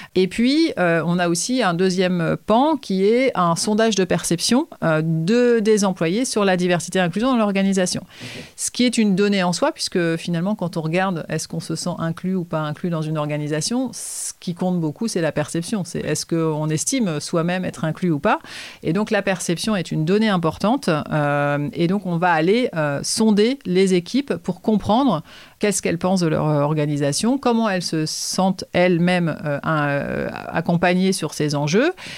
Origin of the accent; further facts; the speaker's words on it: Nantes, Pays de la Loire, France; j'ai ouvert Incubator à Nantes puisque je suis nantaise